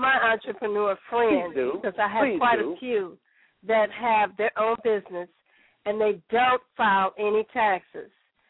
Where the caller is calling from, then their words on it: Chicago, Illinois, United States; I'm calling from Chicago, Southside